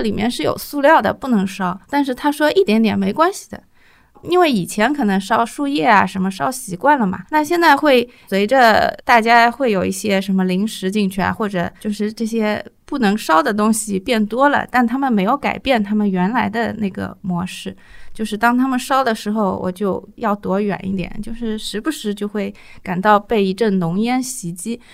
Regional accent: Shanghai, China; also born or lived in Zhaoqiao Village, Pudong, Shanghai; 因为我小时候是住在上海市区的

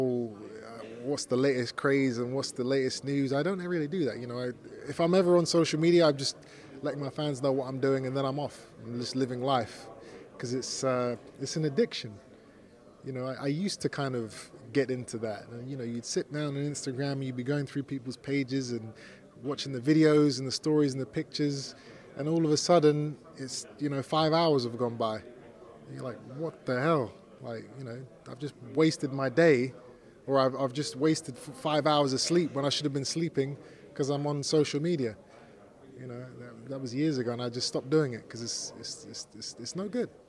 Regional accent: English and Jamaican, England, United Kingdom; I'm not Mexican. I'm English and Jamaican

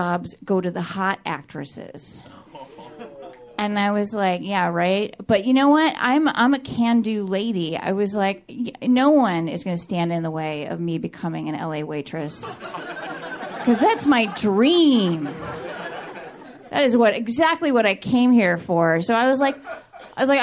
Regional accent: New York City, New York, United States; moved away as an adult; now in Los Angeles, United States; because I am from New York. I grew up in New York City

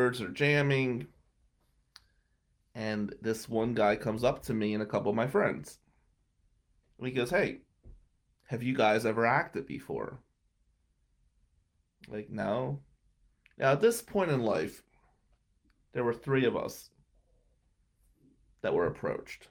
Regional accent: New Jersey, United States; now in Michigan, United States; being an Italian from South Jersey

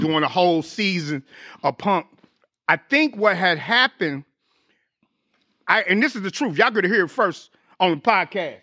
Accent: St. Louis, Missouri, United States; moved away as an adult; I got back on the grind in my hometown, Saint Louis

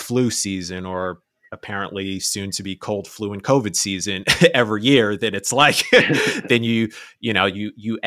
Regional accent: New York City, New York, United States; I was born and raised in New York

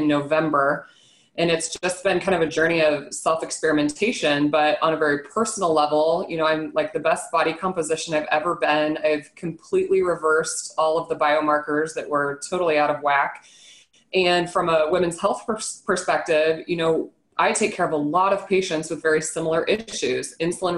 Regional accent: Nebraska, United States; I'm born and raised in Nebraska

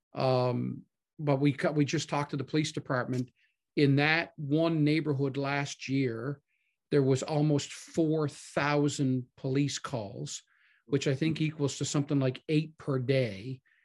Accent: Newfoundland and Labrador, Canada

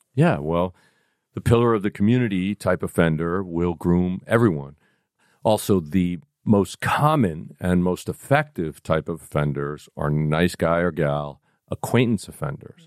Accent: New York City, New York, United States; I am from the Bronx

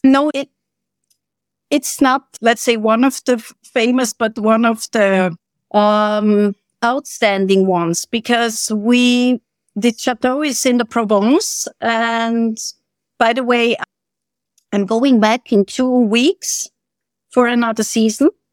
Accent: Switzerland; moved away as an adult; also born or lived in Sarajevo, Bosnia and Herzegovina / Herzegovina; now in Bosnia and Herzegovina; I'm from Switzerland. I'm Swiss

